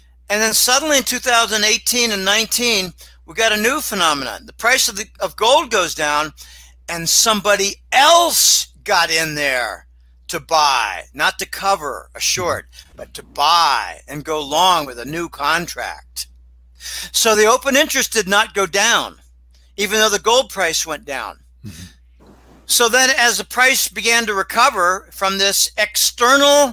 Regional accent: Pittsburgh, Pennsylvania, United States; moved away as an adult; also born or lived in Boston; I'm from Pittsburgh. Carnegie Mellon graduate school, too. But my high school had Dan Marino

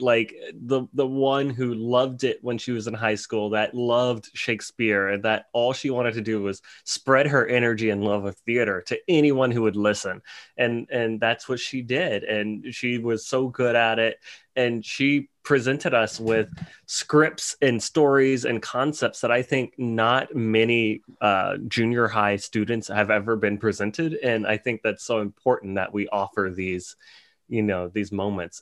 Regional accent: New Orleans, Louisiana, United States; I'm from New Orleans, Louisiana, which is probably one of the most, uh, colorful cities in, in America

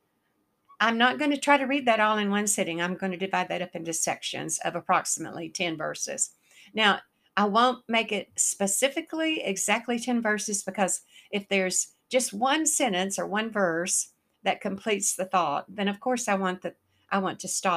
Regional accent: the South, United States; accent: Southern; also born or lived in the North (US); I'm from the South

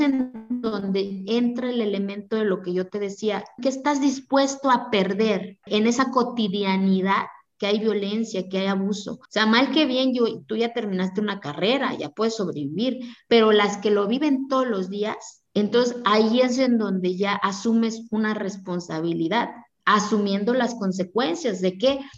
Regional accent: Santa María Quiegolani, Oaxaca, Mexico; Spanish is a second language; moved away; de hablar una lengua diferente al español y de decir que soy de Kiegolán

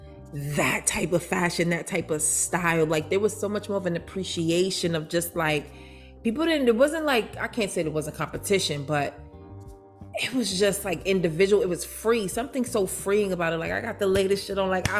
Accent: New York City, New York, United States; moved away; also born or lived in Baltimore, Maryland; Growing up in Brooklyn, New York, come on, Jay's all day, Tommy Hilfiger.

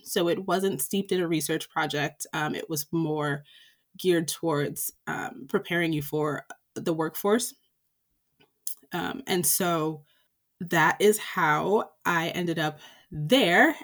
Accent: Springfield, Massachusetts, United States; moved away as an adult; also born or lived in Philadelphia; I grew up in Springfield, Massachusetts, uh, which is the western part of the state along the Connecticut River.

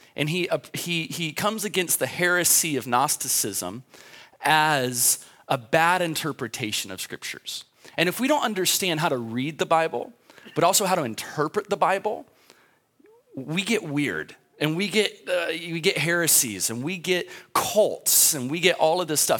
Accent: United States; I'm an American

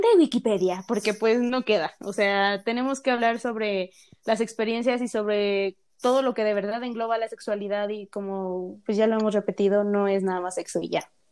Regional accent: Mexico; accent: Mexican; nuestro país, que pues somos mexicanas por si no nos han escuchado el acento

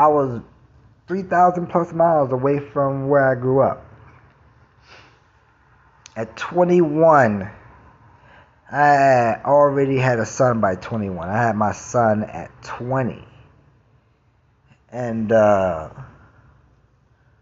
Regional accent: New York City, New York, United States; moved away; I'm from Brooklyn

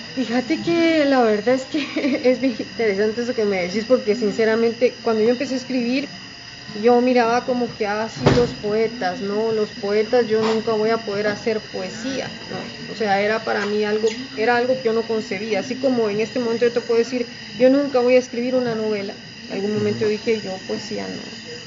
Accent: Guatemala; Yo vengo de Guatemala, es un país muy introspectivo

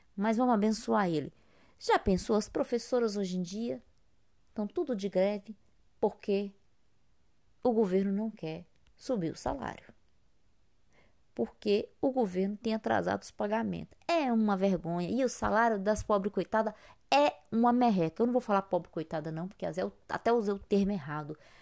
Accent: Brazil; somos brasileiros

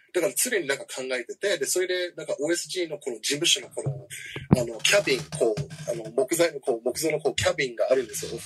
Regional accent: Washington, District of Columbia, United States; also born or lived in Hiroshima, Japan; now in Matsue, Japan; 僕はあの実はワシントン DC 出身

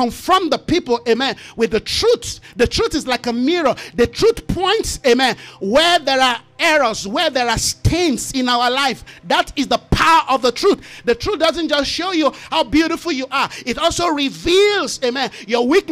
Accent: Nigeria; from where I come from as a Nigerian

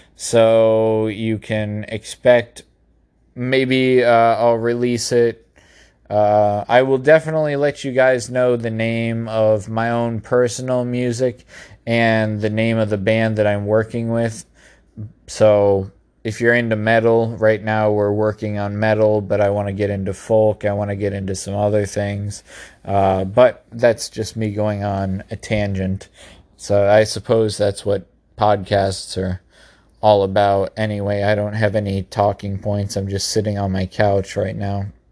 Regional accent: United States; as an American citizen

